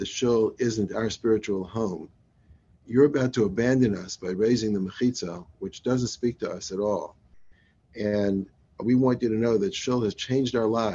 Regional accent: Atlanta, Georgia, United States; Having been raised in Atlanta

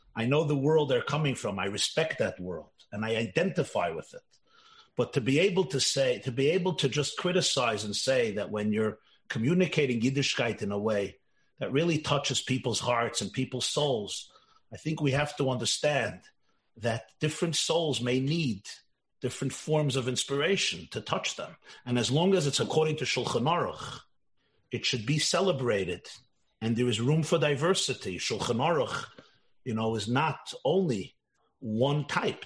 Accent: Russia; I come from Russia. My parents both come from Russia

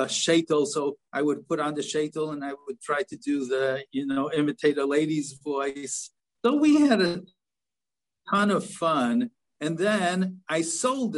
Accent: Chicago, Illinois, United States; also born or lived in Philadelphia; my hometown in Chicago

